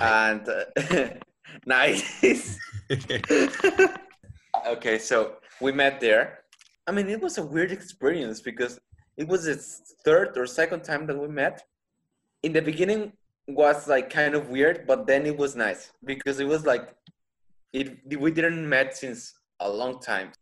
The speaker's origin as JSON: {"language": "English", "town": "El Mante", "region": "Tamaulipas", "country": "Mexico", "tie": "born or raised there", "second_language": "English", "moved": "yes", "lives_now": "Monterrey, Mexico", "said": "right now I'm in my hometown"}